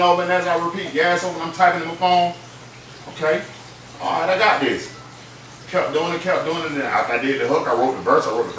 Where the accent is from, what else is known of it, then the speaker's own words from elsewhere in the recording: Lakeland, Florida, United States; Born and raised Lakeland, Florida.